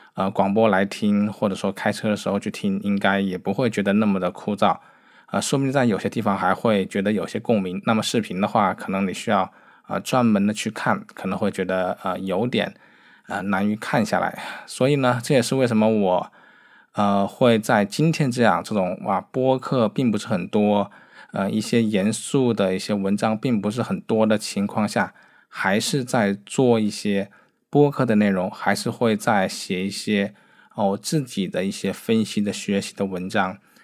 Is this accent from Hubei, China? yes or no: yes; Wuhan, Hubei, China; 作为一个武汉人啊